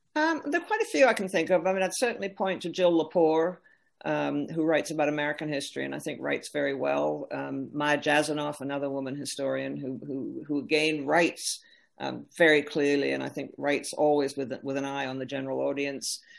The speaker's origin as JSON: {"language": "English", "country": "Canada", "said": "as a Canadian"}